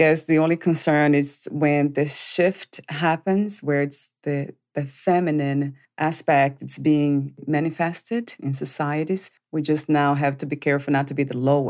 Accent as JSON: {"language": "English", "country": "Brazil", "moved": "yes", "lives_now": "United States", "said": "like I am in the United States, I'm from Brazil originally."}